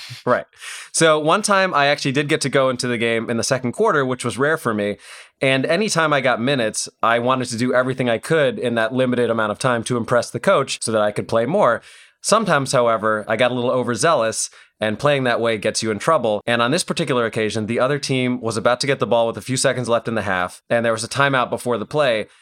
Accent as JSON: {"language": "English", "town": "Aurora", "region": "Illinois", "country": "United States", "tie": "born or raised there", "said": "Naperville, which is not far from where I grew up in Aurora. It's like a, a suburb of Chicago"}